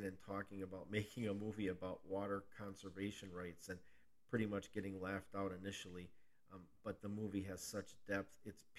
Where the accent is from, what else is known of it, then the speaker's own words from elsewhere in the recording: Wisconsin, United States; I'm born and raised in Wisconsin